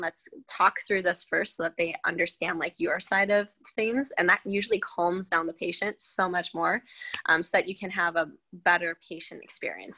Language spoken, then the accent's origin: English; Minnesota, United States; also born or lived in Wisconsin; I was born in Wisconsin. Then um, my dad was transferred to Minnesota, so then I was mainly raised there.